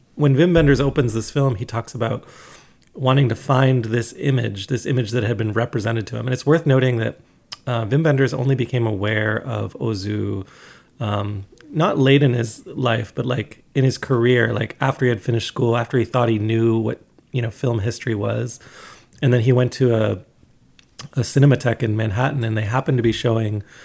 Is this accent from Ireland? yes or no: no; Canada; as a Canadian